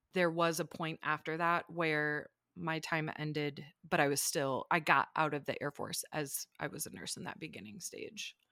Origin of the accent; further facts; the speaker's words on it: small farm town outside Ann Arbor, Michigan, United States; moved away as an adult; now in Denver, United States; I was born and raised in a small farm town right outside of Ann Arbor, Michigan